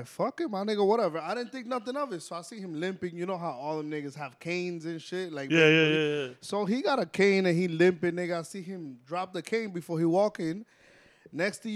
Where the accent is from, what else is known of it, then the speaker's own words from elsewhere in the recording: New York City, New York, United States; I'm from Uptown. I'm from the Heights.